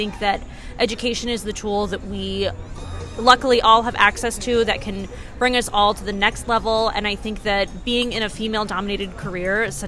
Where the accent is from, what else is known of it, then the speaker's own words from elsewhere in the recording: Tampa Bay area, Florida, United States; I'm from the Tampa Bay area in Florida